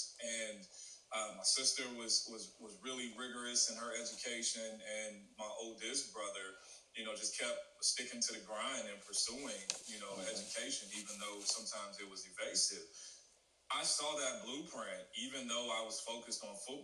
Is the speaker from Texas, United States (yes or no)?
no; St. Louis, Missouri, United States; moved away; also born or lived in Southern California / San Jose; I'm originally from St. Louis, Missouri